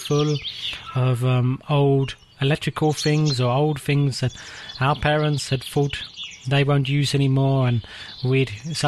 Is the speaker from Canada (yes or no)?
no; England, United Kingdom; moved away as an adult; now in Czech Republic; I am English